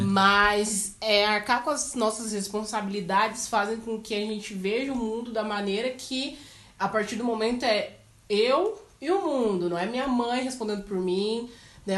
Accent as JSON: {"language": "Portuguese", "town": "Cascavel", "region": "Paraná", "country": "Brazil", "said": "eu sou de Cascavel"}